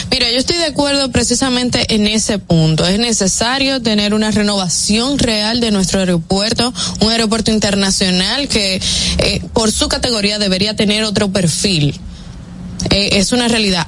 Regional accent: Dominican Republic; para nosotros los dominicanos

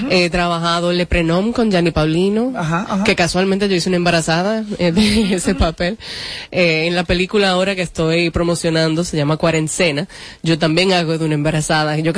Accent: Dominican Republic; yo soy dominicana, empecemos por ahí, porque a cada rato me dicen, tú eres venezolana, tú eres colombiana

